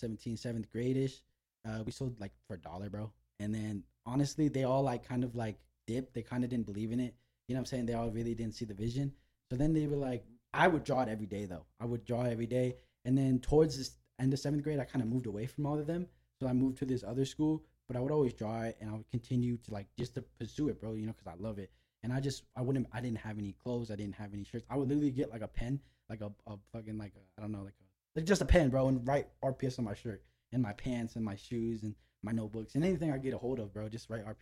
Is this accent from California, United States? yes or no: yes; Los Angeles, California, United States; I'm from North Hollywood